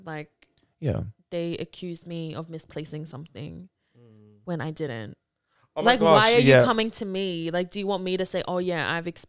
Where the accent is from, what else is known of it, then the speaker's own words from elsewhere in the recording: Mount Druitt, New South Wales, Australia; because I'm from Mount Druitt.